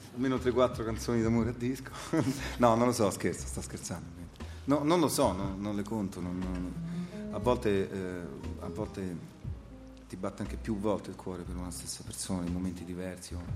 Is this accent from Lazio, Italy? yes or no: yes; Rome, Lazio, Italy; sono nato a Roma nel 68